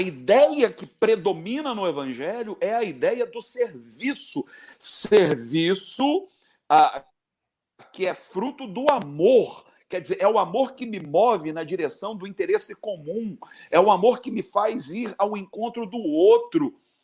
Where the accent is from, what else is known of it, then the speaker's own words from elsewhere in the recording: Barbacena, Minas Gerais, Brazil; Quando eu era criança, lá em Barbacena